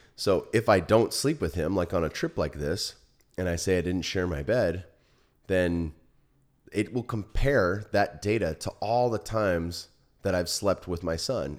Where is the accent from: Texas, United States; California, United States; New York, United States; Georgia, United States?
California, United States; Silicon Valley; now in Austin, United States; I grew up in the Silicon Valley